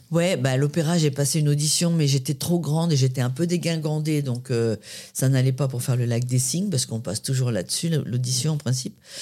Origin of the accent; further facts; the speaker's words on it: Paris, Île-de-France, France; also born or lived in Créteil; je suis née à Créteil dans le 94 chez ma grand-mère euh, et j'ai grandi dans le 13e à Paris